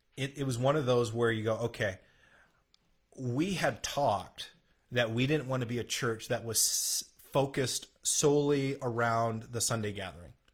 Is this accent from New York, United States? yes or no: no; South Dakota, United States; moved away; growing up in South Dakota